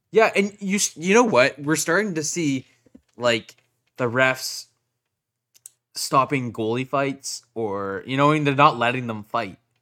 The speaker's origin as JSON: {"language": "English", "town": "Whitby", "region": "Ontario", "country": "Canada", "said": "I'm from Whitby"}